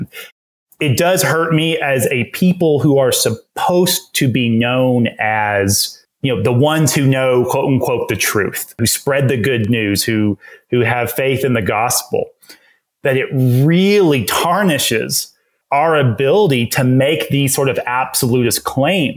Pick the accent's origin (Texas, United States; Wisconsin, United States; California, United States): Texas, United States; East; I grew up in East Texas, grew up in a Southern Baptist church